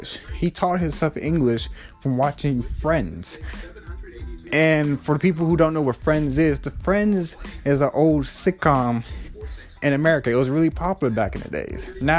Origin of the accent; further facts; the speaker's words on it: United States; I'm American